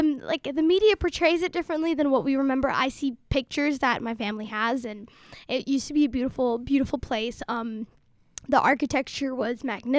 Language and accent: English; Somalia; also born or lived in Dadaab, Kenya; No, we're from Somalia.